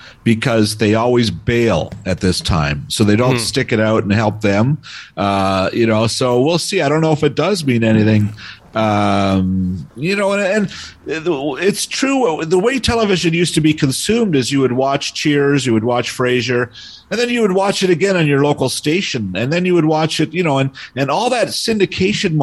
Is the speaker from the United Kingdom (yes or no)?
no; Toronto, Ontario, Canada; moved away; I grew up in Toronto and would take the subway as an 8-year-old anywhere